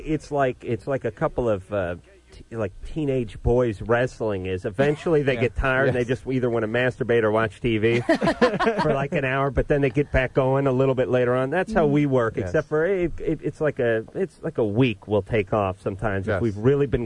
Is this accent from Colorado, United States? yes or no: no; Los Angeles, California, United States; I grew up in this town. I grew up in North Hollywood. I listen, I'm a little older than you guys.